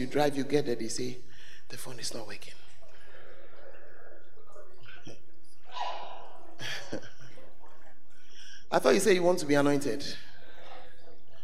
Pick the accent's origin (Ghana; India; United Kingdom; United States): Ghana; I'm a Ghanaian. I'm going to go back to Ghana